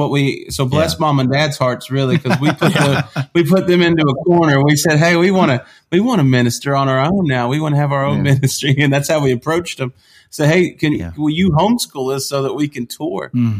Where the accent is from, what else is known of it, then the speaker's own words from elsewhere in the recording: Georgia, United States; We grew up in South Georgia, a large part of our childhood, and then we moved to mom's hometown in early 2000s, and we've been here ever since.